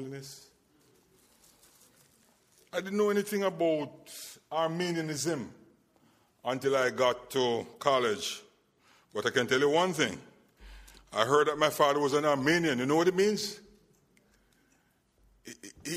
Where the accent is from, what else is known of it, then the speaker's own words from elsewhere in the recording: Jamaica; moved away; also born or lived in Barbados; I am originally from Jamaica